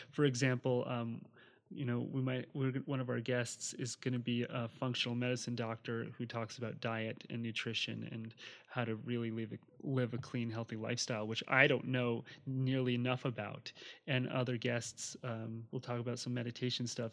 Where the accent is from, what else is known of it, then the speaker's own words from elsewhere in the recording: New Jersey, United States; moved away; also born or lived in Hawaii; I grew up on the East Coast in New Jersey